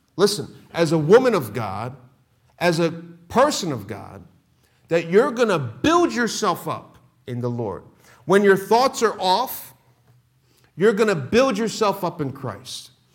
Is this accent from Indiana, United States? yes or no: no; Philadelphia, Pennsylvania, United States; moved away; I'm born and raised Philadelphia